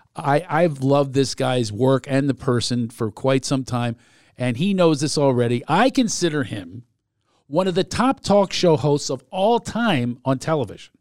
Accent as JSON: {"language": "English", "town": "Philadelphia", "region": "Pennsylvania", "country": "United States", "tie": "born or raised there", "also_born_or_lived": "Southern California", "moved": "yes", "said": "I grew up in Philadelphia"}